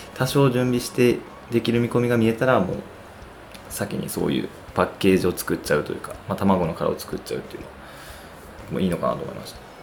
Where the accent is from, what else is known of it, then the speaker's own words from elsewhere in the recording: Osaka, Japan; now in Tokyo, Japan; ほぼ帰省していたので、ほとんど東京におらず、大阪にいて